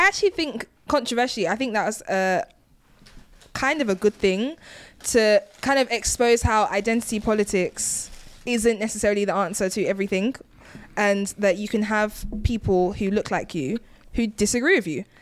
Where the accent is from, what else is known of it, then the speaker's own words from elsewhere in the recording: United Kingdom; I'm, I'm British. I'm Nigerian